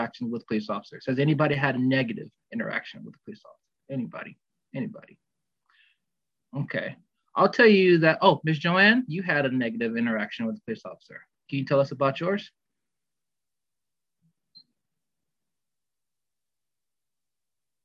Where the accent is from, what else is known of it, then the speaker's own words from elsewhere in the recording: Miami, Florida, United States; moved away; my old hometown.